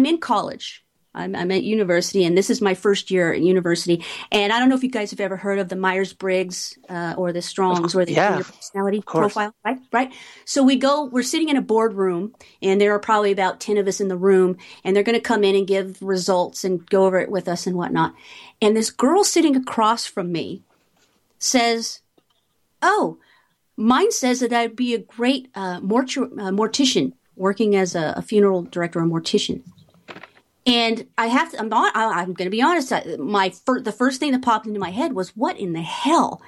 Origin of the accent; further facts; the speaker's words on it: Beck Row, East of England, United Kingdom; moved away; I grew up in Beck Row, which is about 30 minutes from Cambridge. It's northeast of London, East Anglia